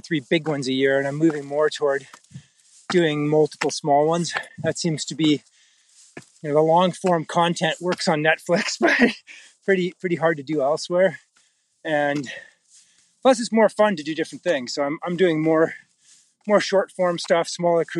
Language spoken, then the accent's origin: English; Calgary, Alberta, Canada; also born or lived in Jasper, Alberta / U.S. Rockies; I grew up in the Canadian Rockies in Calgary and Jasper, and then lived in the U.S. Rockies